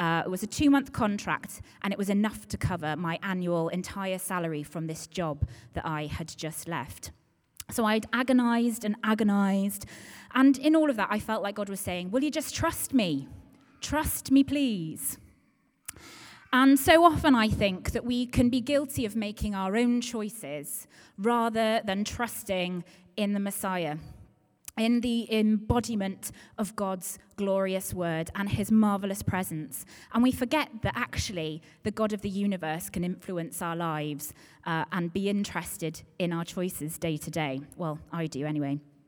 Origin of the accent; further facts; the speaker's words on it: Dawlish, South West England, United Kingdom; So I'm originally from Devon. I am from Dawlish, and I think I'm now on my 30th ever home.